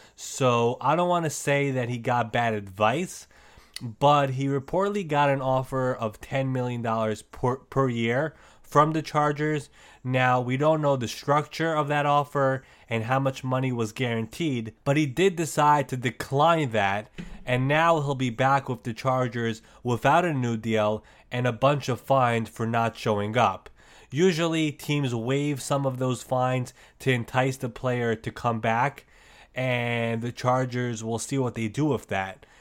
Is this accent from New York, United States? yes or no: yes; New York, United States; I'm a New Yorker.